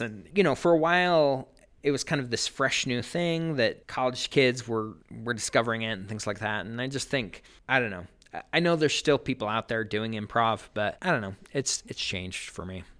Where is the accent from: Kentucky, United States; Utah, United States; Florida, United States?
Utah, United States; Sandy; also born or lived in Cedar City, Utah; now in Ogden, United States; I grew up in Sandy, Utah, and then I went to school in Southern Utah